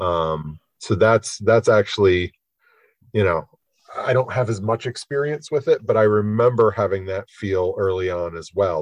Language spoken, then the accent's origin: English; Michigan, United States; I grew up in Michigan